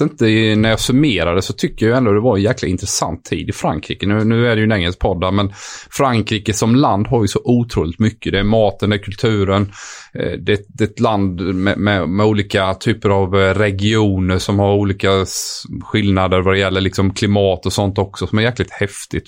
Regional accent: Sweden; moved away as an adult; som svensk kille

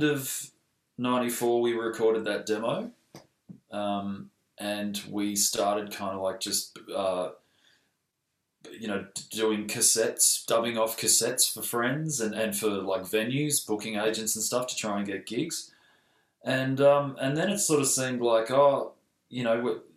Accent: Mornington Peninsula, Victoria, Australia; now in Melbourne, Australia; I moved from the Mornington Peninsula kind of straight up to the city whilst I was actually still finishing high school

